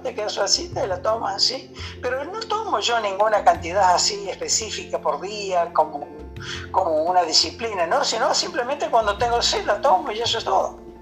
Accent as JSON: {"language": "Spanish", "town": "Río Cuarto", "region": "Córdoba", "country": "Argentina", "tie": "born or raised there", "also_born_or_lived": "Villa Cañada Sauce", "moved": "as an adult", "lives_now": "Miami, United States", "said": "Yo soy de Córdoba, provincia de Córdoba, de, Río Cuarto, ¿no es cierto? Eh, esa, nací en un pueblo pequeñito ahí cerca de Río Cuarto"}